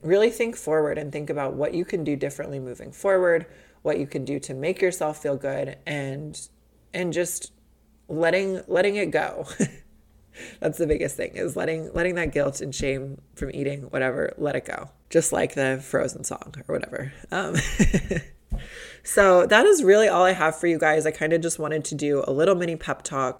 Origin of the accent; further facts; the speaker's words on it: Midwest, United States; moved away; growing up in the Midwest